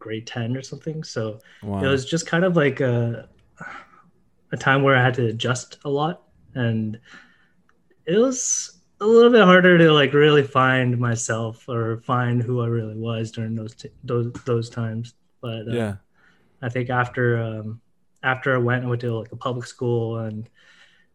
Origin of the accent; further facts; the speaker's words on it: Surrey, British Columbia, Canada; also born or lived in Vancouver / China; I was born in Vancouver and actually raised in Surrey.